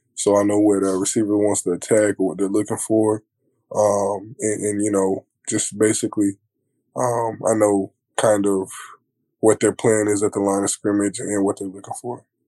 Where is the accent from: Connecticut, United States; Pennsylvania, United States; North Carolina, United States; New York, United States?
North Carolina, United States; Fayetteville; I'm from Fayetteville